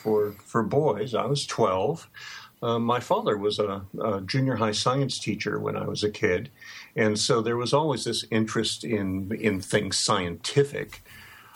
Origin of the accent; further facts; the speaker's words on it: Bellevue, Nebraska, United States; moved away as an adult; now in Bloomfield, United States; But I grew up and lived in Bellevue, Nebraska, which back then was about 10 miles south of Omaha